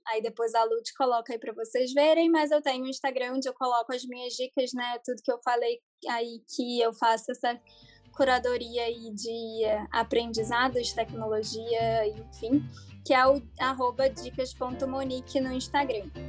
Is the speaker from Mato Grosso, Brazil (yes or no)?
no; Rio de Janeiro, Brazil; now in São Paulo, Brazil; eu sou carioca, mas hoje em dia moro em São Paulo